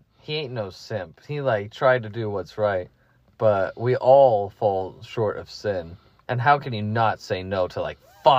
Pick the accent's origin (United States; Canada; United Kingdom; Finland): United Kingdom; See, with me, I'm a Brit, so I like to talk too fast.